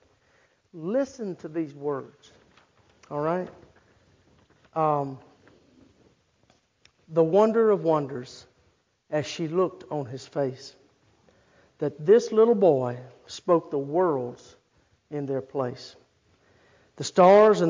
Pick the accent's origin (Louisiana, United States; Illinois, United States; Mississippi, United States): Louisiana, United States; Start; And I grew up in Start, Louisiana.